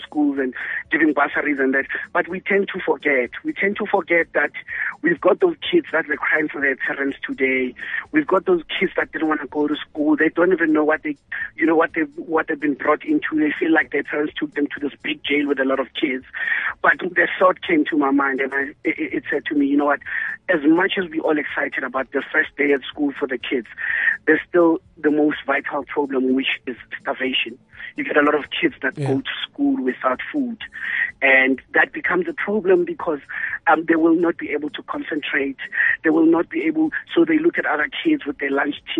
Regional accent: Randfontein, Gauteng, South Africa; moved away; also born or lived in Tembisa / Mhluzi, Middelburg; I was born and raised in Mafeking, Randfontein, stayed in Tembisa, stayed in Mhluzi, Middleburg.

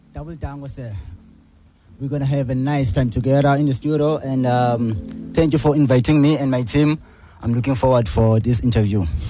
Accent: Gqeberha, Eastern Cape, South Africa; I'm from New Brighton.

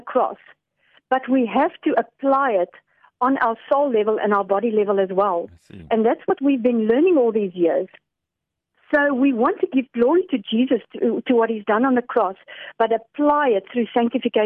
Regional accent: Netherlands; now in South Africa; I come from Holland

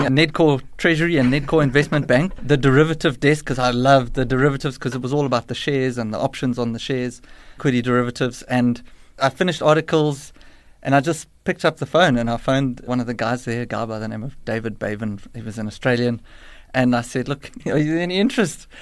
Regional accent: Johannesburg, Gauteng, South Africa; I'm a Joburg born and bred

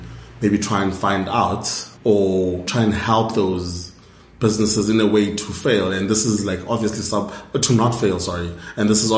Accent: Cape Town, Western Cape, South Africa; moved away as an adult; also born or lived in Stellenbosch; now in Johannesburg, South Africa; since I was from Cape Town, I was in Cape Town

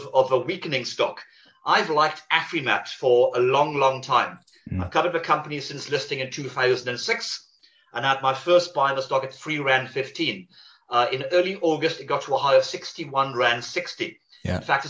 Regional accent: Wales, United Kingdom; I'm Welsh by birth

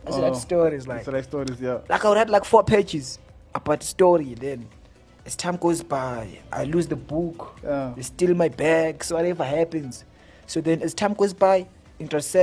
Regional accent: Johannesburg, Gauteng, South Africa; I'm a musician from Johannesburg, 2190

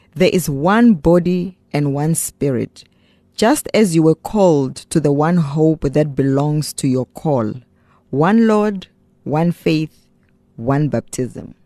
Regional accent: Giyani, Limpopo, South Africa; also born or lived in Pretoria; now in Cape Town, South Africa; I mean, I'm in Cape Town. Originally, I'm from Giyani in Limpopo province.

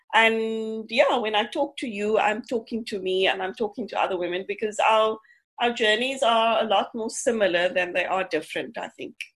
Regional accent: Cape Town, Western Cape, South Africa; I grew up in Mitchell's Plain

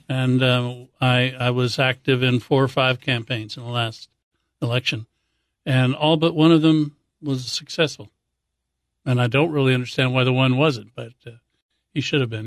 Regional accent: Hawaii, United States; I grew up in Hawaii

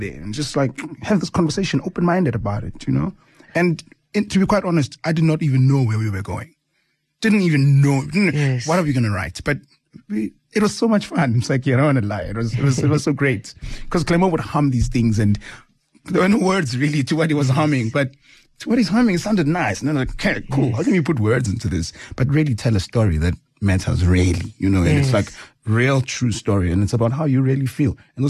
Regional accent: South Africa; And it's a real story of being a South African, and it tells the world, shows the world who we are, where do we come from.

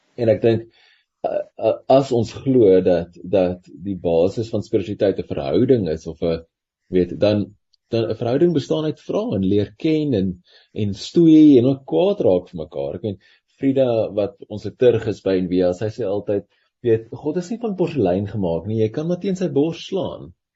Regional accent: South Africa

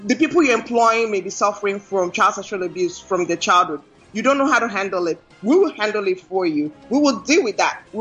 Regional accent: Nigeria; moved away; Nigeria because this is home

